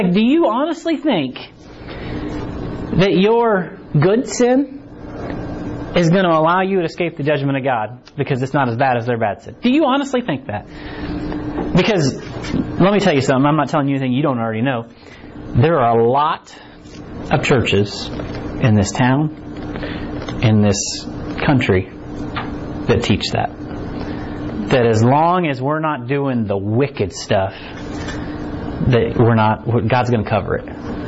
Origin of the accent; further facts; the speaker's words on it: United States; born there; And we like to think that, well, I was born in America, right? And I root for the Chiefs